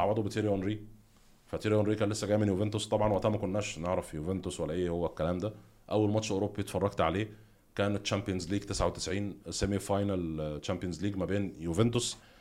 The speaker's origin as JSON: {"language": "Arabic", "country": "Egypt", "said": "احنا مثلا صحينا كلنا كمصريين ال 110 مليون"}